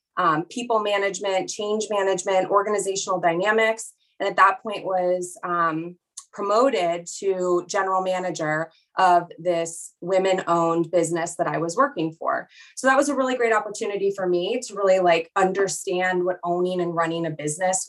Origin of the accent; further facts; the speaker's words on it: Chicago, Illinois, United States; also born or lived in Connecticut; now in Southern California, United States; I was born and raised in Chicago, lived in Connecticut, went to high school in Connecticut